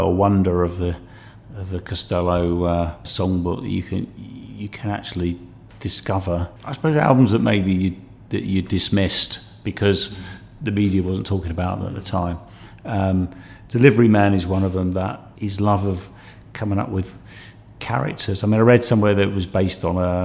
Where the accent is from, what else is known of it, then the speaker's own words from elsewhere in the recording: United Kingdom; coming from the South myself